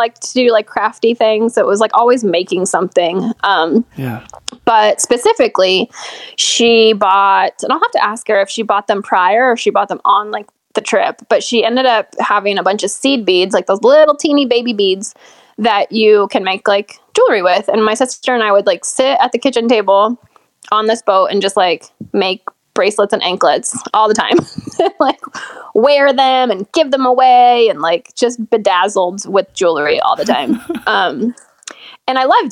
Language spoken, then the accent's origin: English; Orange County, California, United States; moved away as an adult; I lived in Orange County